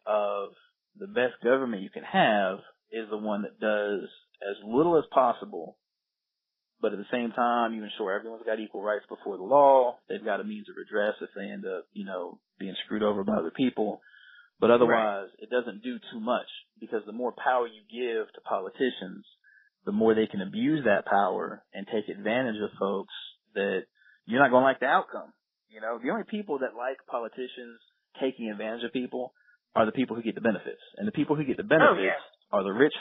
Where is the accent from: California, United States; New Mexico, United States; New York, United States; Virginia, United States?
Virginia, United States; Virginia Beach; moved away; also born or lived in North Carolina; I grew up in Virginia Beach